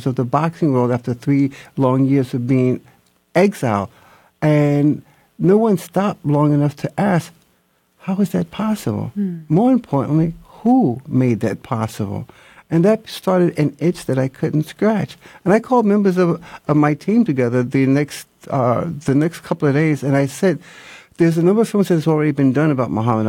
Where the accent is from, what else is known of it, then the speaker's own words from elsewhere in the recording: New York City, New York, United States; moved away; I'm originally from Harlem, New York, but I was here in the city of Atlanta